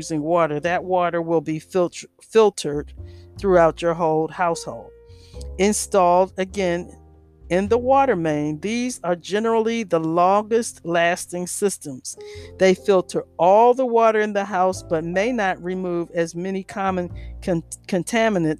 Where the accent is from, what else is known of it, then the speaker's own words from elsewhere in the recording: Washington, District of Columbia, United States; I grew up in Washington, D.C.